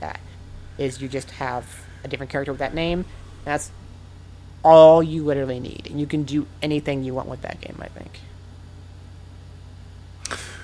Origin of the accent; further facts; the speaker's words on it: Nebraska, United States; moved away; also born or lived in Osaka, Japan; I'm from Nebraska, so you have to be a Cornhuskers fan